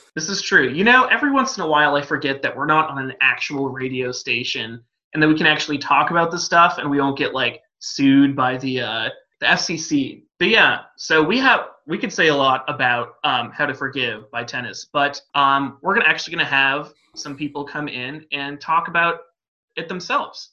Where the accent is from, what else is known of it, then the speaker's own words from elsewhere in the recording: West Coast, United States; now in Oregon, United States; I'm from the West Coast